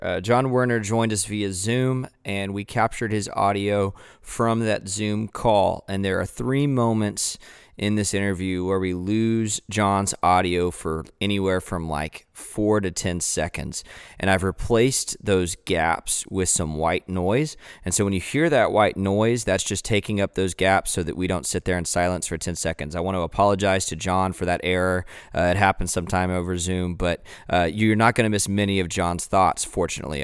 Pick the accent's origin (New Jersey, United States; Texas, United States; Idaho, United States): Texas, United States; Waco; growing up in Waco